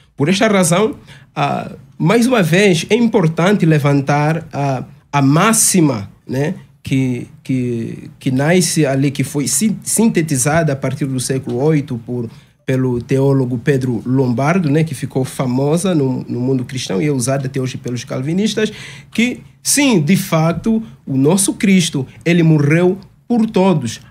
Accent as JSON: {"language": "Portuguese", "country": "Angola", "also_born_or_lived": "Caucaia do Alto, Cotia, Brazil", "moved": "yes", "lives_now": "Cotia, Brazil", "said": "sou angolano, de facto, e estamos servindo a Deus em Angola"}